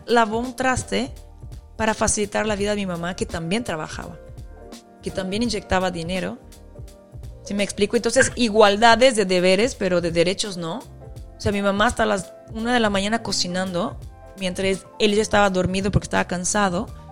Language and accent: Spanish; Brazil; yo como brasileña